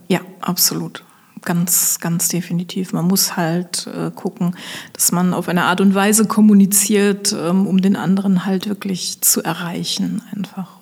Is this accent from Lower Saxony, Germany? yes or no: yes; Osnabrück, Lower Saxony, Germany; moved away as an adult; also born or lived in Koblenz; now in Westerwald, Germany; ich komme gebürtig aus Osnabrück